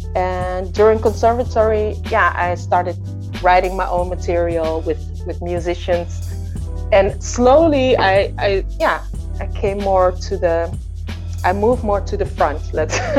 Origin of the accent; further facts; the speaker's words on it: north of Holland, northern Netherlands, Netherlands; I was born in Holland, in the north of Holland. And I grew up in a musical home